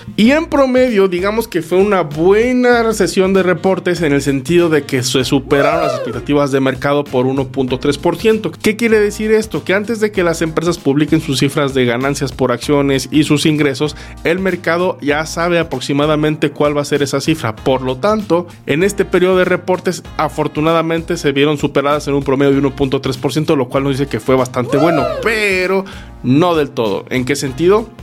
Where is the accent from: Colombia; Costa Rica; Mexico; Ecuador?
Mexico; como mexicanos